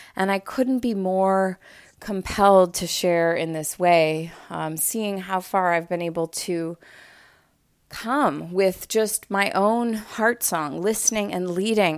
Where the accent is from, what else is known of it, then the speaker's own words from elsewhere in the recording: Montreal, Quebec, Canada; moved away as an adult; now in Los Angeles, United States; I had just moved out to L A, for those of you who know, I'm from Montreal originally